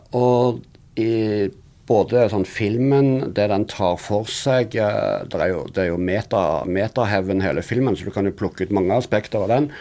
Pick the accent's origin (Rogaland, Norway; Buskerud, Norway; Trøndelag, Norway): Rogaland, Norway; Sandnes; accent: Western Norwegian dialect; jeg er jo fra Sandnes, som du hører på dialekten min. Så er litt, det ligger en litt sånn rar vestlandsdialekt baki